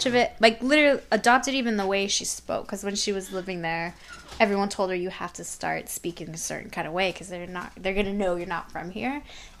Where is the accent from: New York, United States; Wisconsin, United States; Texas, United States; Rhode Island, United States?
Texas, United States; San Antonio; now in Washington DC area, United States; I'm from San Antonio.